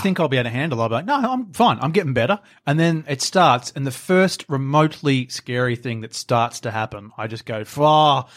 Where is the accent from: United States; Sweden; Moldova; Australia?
Australia; We grew up in Australia